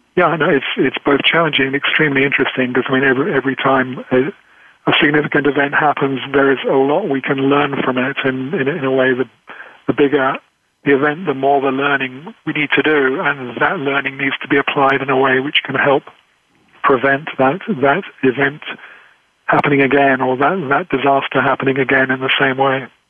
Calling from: England, United Kingdom; I'm calling from England

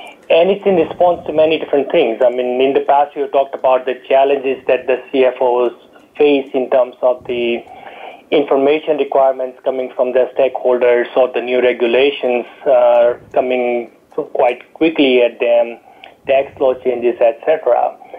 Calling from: San Ramon, California, United States; calling from sunny San Ramon, California this morning

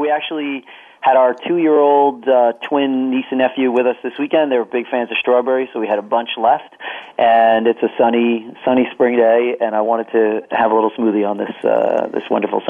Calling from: New Jersey, United States; I am calling from my home office in New Jersey

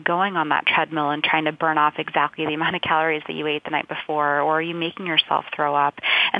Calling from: Boston, Massachusetts, United States; I'm calling in from Boston.

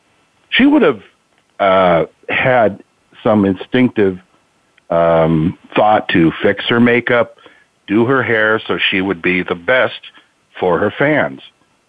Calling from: Marysville, Washington, United States; Marysville, Washington.

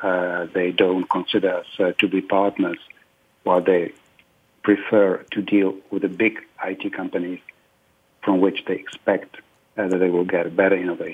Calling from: Prague, Czechia; You know, I'm calling from Prague, and actually we have already a late afternoon here

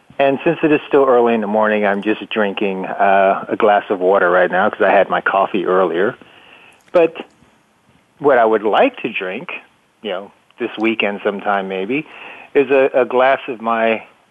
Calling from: Tampa, Florida, United States; Okay, so I am in Tampa, Florida, where it's a nice sunny

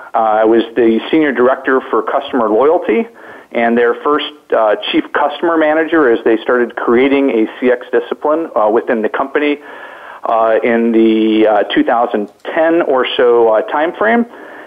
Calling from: Detroit, Michigan, United States; So I'm calling from the Motor City capital, right here in southern, southeastern Michigan in the Detroit area, where it is actually sunny out today.

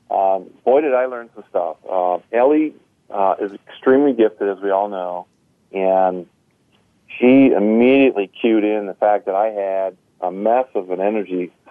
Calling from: Crown Point, Indiana, United States; We're calling you from Northwest Indiana, just outside the Chicagoland area, in a town called Crown Point.

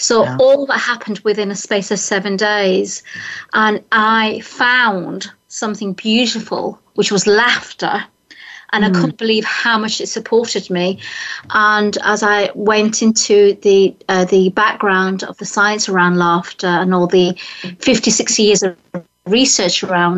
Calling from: Hartfield, South East England, United Kingdom; I'm in the UK, so I'm 1 hour from London. I'm actually in a very famous village, which is the birthplace of Winnie the Pooh. Village called Hartfield.

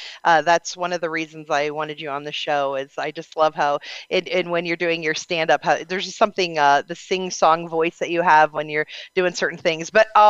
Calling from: Las Vegas, Nevada, United States; So I'm calling in from Vegas.

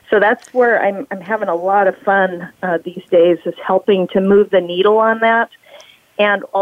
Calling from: Portsmouth, New Hampshire, United States; so, Bonnie, I am in lovely Portsmouth, New Hampshire.

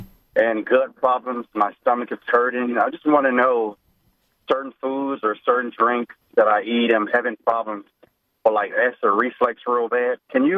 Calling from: Alabama, United States; I'm calling from Alabama.

